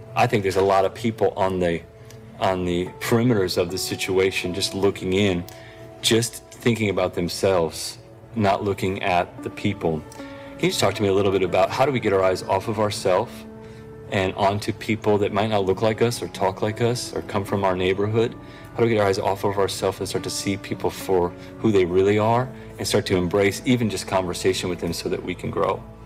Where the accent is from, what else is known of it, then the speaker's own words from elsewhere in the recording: Tulsa, Oklahoma, United States; I'm from Tulsa, Oklahoma